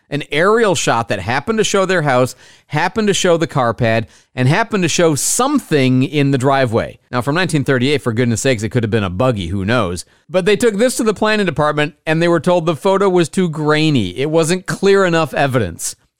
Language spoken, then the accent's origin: English; Florida, United States; Florida, my home state